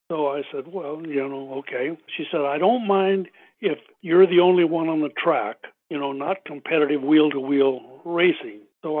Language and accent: English; Southern California, United States; I grew up in Southern California